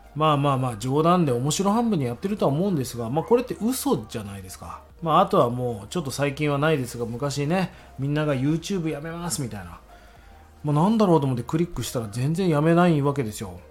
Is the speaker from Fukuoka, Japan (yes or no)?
yes; Fukuoka, Japan; moved away; 福岡に行きまして実家の方に帰りまして